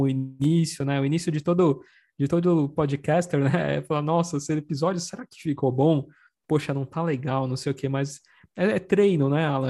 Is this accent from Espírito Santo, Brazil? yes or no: no; São Paulo, Brazil; eu sou, sou aqui da Moca, né, aqui da Zona Leste, aqui de São Paulo